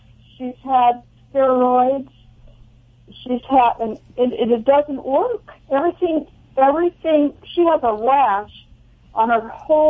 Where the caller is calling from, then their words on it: Cayucos, California, United States; Actually, from Cayucas.